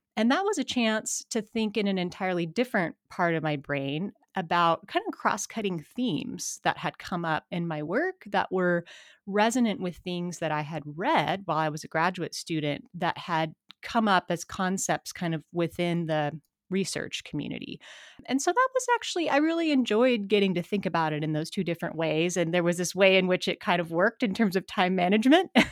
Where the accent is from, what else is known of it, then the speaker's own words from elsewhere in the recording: Missoula, Montana, United States; I'm from Montana, born and raised in Missoula.